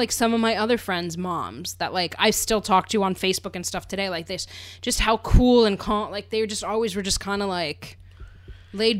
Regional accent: Pennsylvania, United States; growing up in Pennsylvania.

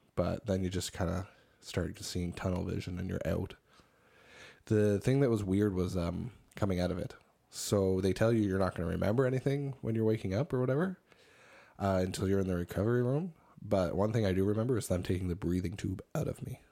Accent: Cape Breton, Nova Scotia, Canada; moved away; they asked where I was originally from. And I said, Cape Breton

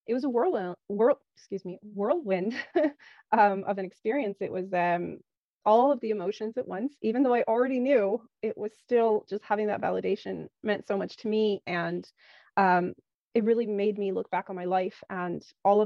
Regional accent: California, United States; moved away as an adult; also born or lived in Poland; now in Ireland; I was born in Poland. And when I was 3.5, my parents moved to California in the US. And I grew up there, went to school there

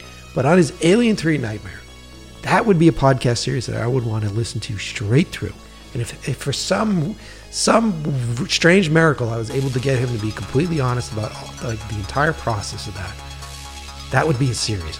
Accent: Boston, Massachusetts, United States; born or raised there; also born or lived in New York

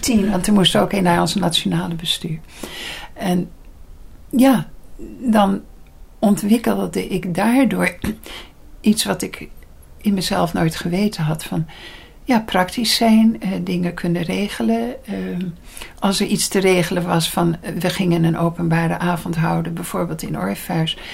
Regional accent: Leiden, South Holland, Netherlands; ik ben in Leiden geboren.

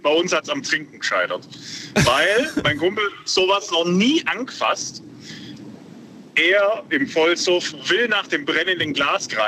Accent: Ulm, Baden-Württemberg, Germany; Und ich bin ja in Ulm aufgewachsen.

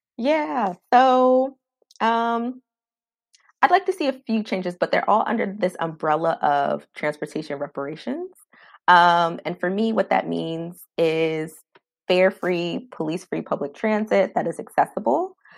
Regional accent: Maryland, United States; now in Washington, D.C., United States; I'm originally from Maryland

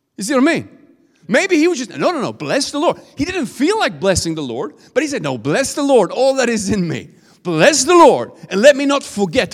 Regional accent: Sweden; accent: Swedish; English is a second language; my Swedish accent

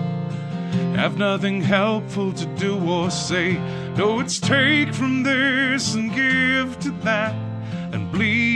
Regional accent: Rockford, Illinois, United States; now in Chicago, United States; I grew up in Rockford, Illinois, in a good Rust Belt kind of town

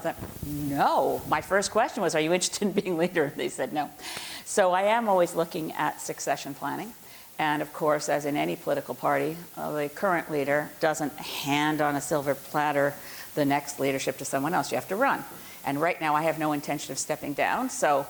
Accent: British Columbia, Canada; We're both from British Columbia.

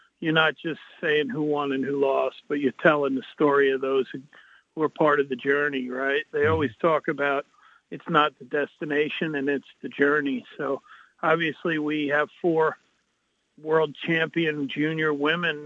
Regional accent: North Shore, Long Island, New York, United States; I'm from the North Shore

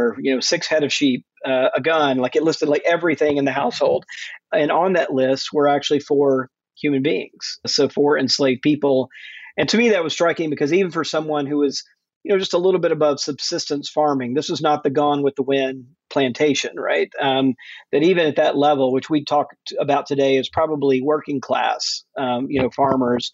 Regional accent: Jackson, Mississippi, United States; moved away as an adult; also born or lived in Fort Worth, Texas / Atlanta, Georgia / Macon, Georgia; I grew up mostly in Jackson, Mississippi

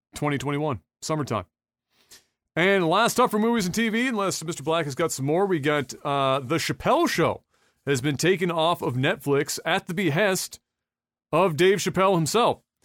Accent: Canada; I'm Canadian

